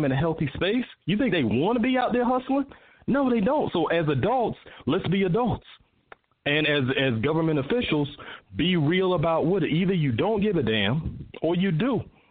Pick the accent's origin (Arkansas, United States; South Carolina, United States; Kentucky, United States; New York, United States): South Carolina, United States; Charleston; moved away as an adult; now in Atlanta, United States; I'm from Charleston, right? But I've been in Atlanta for almost 30 years.